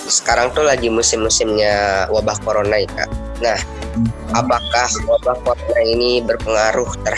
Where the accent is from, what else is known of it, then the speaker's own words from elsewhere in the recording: Bandung, West Java, Indonesia; born there; Saya tinggal di Indonesia. Saya lahir di Bandung, umur saya 15 tahun